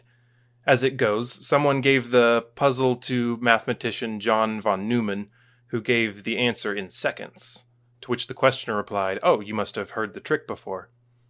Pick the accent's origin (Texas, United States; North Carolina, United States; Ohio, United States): Texas, United States; As a Texan